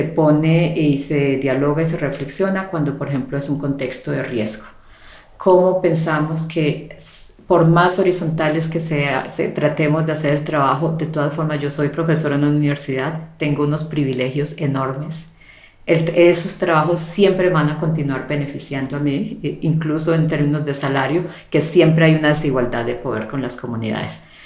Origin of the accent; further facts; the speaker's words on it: Colombia; also born or lived in Canada; en mi caso como como mujer, eh, como colombiana, como latinoamericana